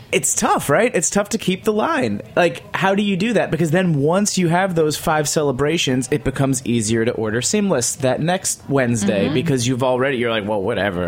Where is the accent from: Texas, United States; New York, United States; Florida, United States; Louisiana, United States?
New York, United States; as a New Yorker